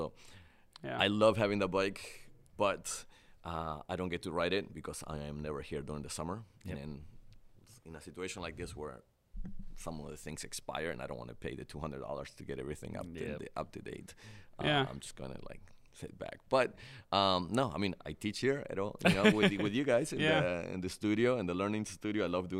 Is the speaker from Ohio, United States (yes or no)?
yes; Cleveland, Ohio, United States; I grew up in Cleveland, so it's like cold compared to Columbus.